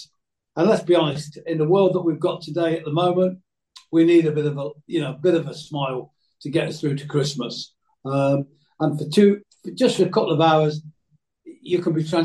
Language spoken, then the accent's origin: English; Coventry, West Midlands, United Kingdom; now in Cheshire, United Kingdom; I was born in Coventry